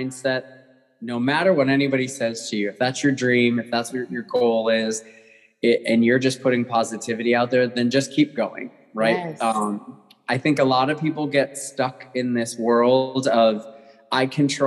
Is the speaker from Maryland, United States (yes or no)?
no; Massachusetts, United States; moved away as an adult; also born or lived in San Diego / Atlanta; I grew up in Massachusetts